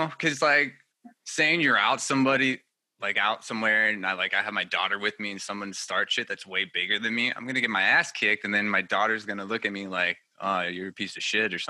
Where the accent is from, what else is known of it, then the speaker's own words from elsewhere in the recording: California, United States; moved away; I was born in California originally. So I have that California vibe. And so everybody thinks I'm from there anyway.